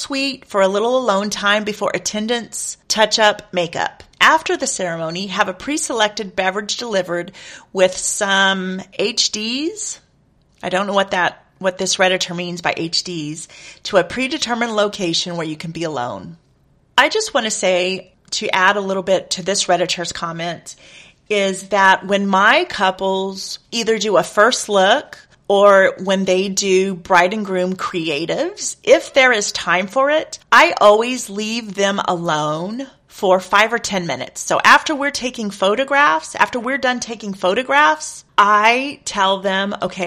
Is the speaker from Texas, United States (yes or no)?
yes; Texas, United States; I am from Texas